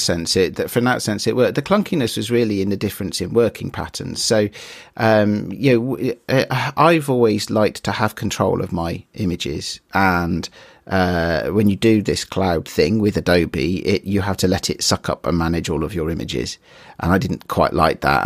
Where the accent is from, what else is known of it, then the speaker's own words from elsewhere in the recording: United Kingdom; I'm British